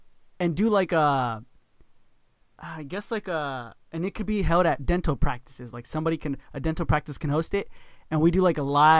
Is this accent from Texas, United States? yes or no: yes; Texas, United States; I'm from Texas.